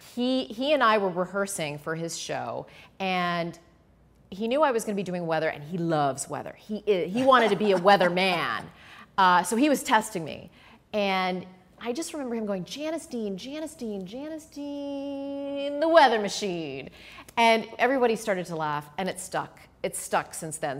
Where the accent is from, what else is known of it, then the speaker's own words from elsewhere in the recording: Canada; moved away; I grew up in Canada where we had a lot of winter storms